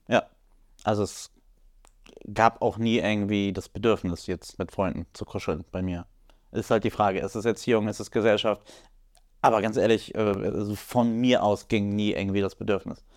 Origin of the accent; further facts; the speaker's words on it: Poland; ich als, als Pole